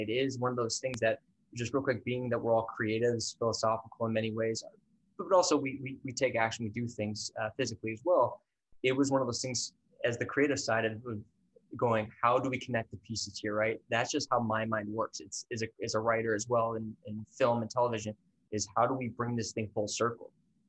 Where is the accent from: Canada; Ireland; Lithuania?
Ireland; I'm Irish.